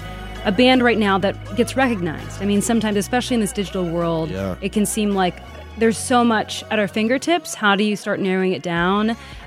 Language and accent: English; Michigan, United States; moved away